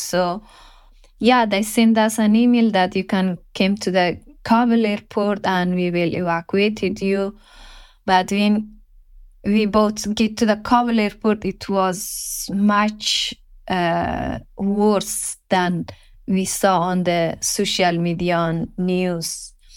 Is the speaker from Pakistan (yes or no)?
no; Afghanistan; English is a second language; moved away as an adult; I will leave my home country, my father, my siblings, my mother, my friends